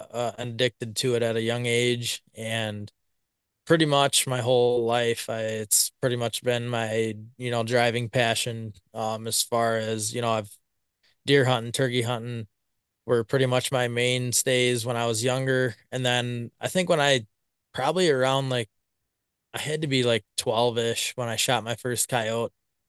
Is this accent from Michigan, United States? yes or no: no; Blanchardville, Wisconsin, United States; So I'm from Blancherville, Wisconsin. Been here my whole life, pretty much. Farthest I ventured was about 10 miles from town here, and lived out there for a couple of years.